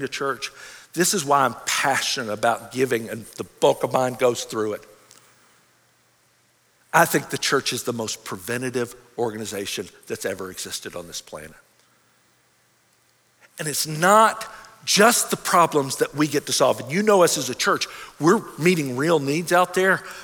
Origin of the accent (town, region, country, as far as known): United States